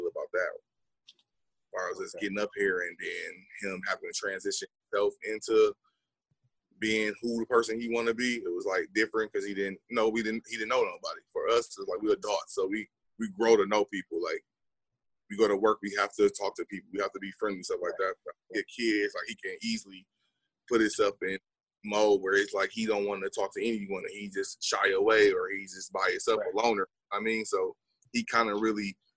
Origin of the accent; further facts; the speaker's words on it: Milwaukee, Wisconsin, United States; moved away as an adult; now in Austin, United States; I was born in Milwaukee